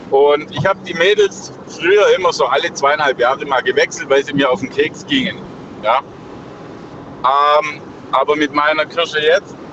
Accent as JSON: {"language": "German", "town": "Stuttgart", "region": "Baden-Württemberg", "country": "Germany", "lives_now": "Augsburg, Germany", "said": "Ich komme ursprünglich aus Stuttgart, wohne aber in, bei Augsburg."}